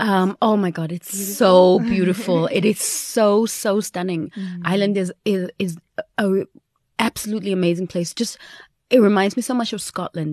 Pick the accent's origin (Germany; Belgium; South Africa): Belgium; We grew up in Belgium. While we were in Belgium, we used to go to Paris, you know, so we used to go to France because it's like just skipping over the border.